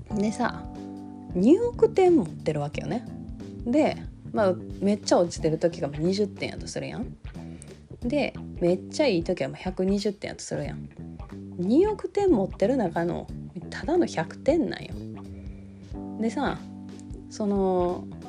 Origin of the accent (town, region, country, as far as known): Kansai, Japan; accent: Kansai dialect